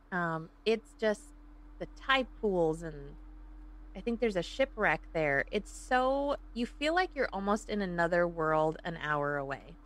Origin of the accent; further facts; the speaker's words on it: Woodstock, Illinois, United States; accent: Chicago; moved away as an adult; also born or lived in Hinsdale, Illinois; now in California, United States; my parents moved up to Woodstock, which is around uh, Crystal Lake, Algonquin, Lake in the Hills. So it's McHenry County. That's where I was pretty much raised for first 20 years of my life.